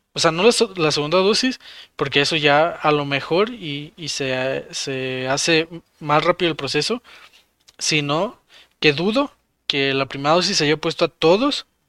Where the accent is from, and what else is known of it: Mexico